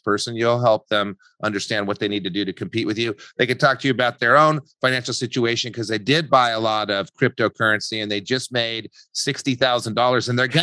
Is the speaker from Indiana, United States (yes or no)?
no; Albuquerque, New Mexico, United States; moved away; also born or lived in Santa Barbara; I'm from Albuquerque, New Mexico